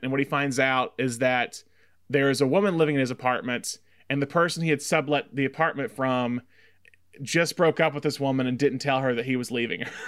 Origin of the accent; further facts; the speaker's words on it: Tuscaloosa, Alabama, United States; growing up in Alabama in Tuscaloosa